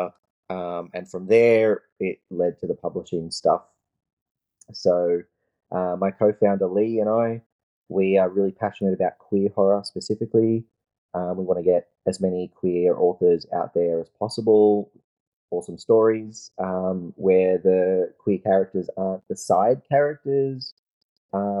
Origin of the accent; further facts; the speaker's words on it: Australia; also born or lived in New Zealand; I'm Australian